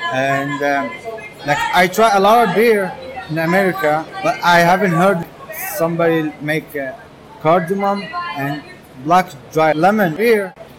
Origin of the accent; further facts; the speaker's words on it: Baghdad, Baghdad Governorate, Iraq; English is a second language; moved away as an adult; now in Brooklyn, United States; I'm from Baghdad, from Iraq. I came here 2 years ago. I applied for special visa, and then I came here.